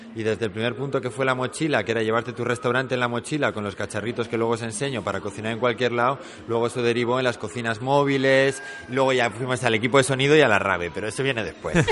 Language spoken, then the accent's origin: Spanish; Basque Country, Spain; venimos del País Vasco